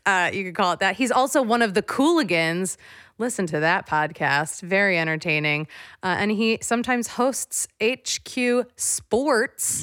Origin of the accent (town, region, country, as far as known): East Coast, United States